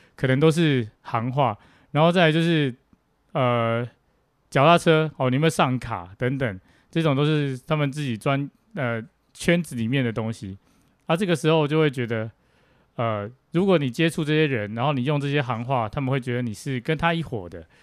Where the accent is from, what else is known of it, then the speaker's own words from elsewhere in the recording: Tainan, Taiwan; 我来自台南